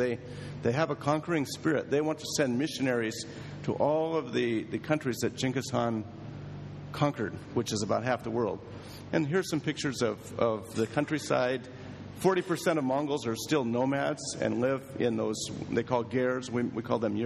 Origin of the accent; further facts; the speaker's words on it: Springfield, Oregon, United States; moved away as an adult; also born or lived in Tokyo, Japan; I grew up in Oregon, in the town of Springfield, small town